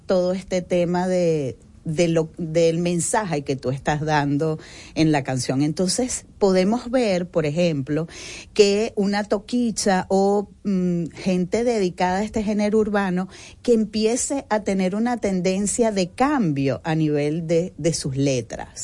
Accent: Venezuela; now in Dominican Republic; yo soy de Venezuela y yo me he encontrado aquí

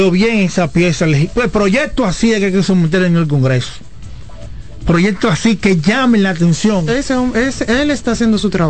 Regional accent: Dominican Republic; ya yo estoy en la frontera de la juventud de la República Dominicana, que son 35 años.

